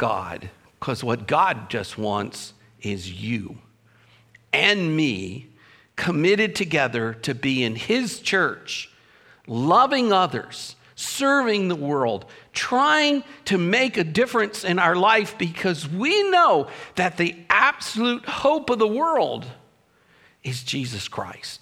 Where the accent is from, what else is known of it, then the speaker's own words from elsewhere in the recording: Baltimore, Maryland, United States; I'm a Baltimorean. I told you that. I was born in Baltimore. I grew up listening to the Baltimore Orioles play